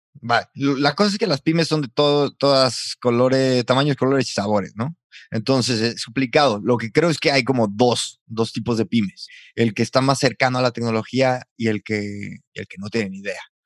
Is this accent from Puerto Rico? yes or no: no; San Luis Potosí, Mexico; now in Valladolid, Spain